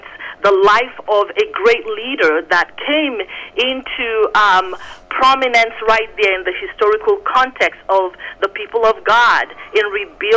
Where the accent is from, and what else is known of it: Nigeria; born or raised there; moved away; also born or lived in Phoenix, Arizona